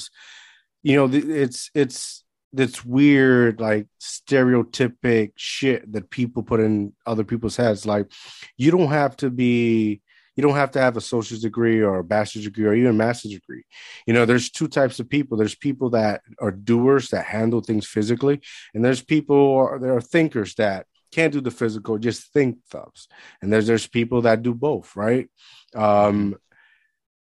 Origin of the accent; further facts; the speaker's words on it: Puerto Rico; moved away; I grew up in Puerto Rico.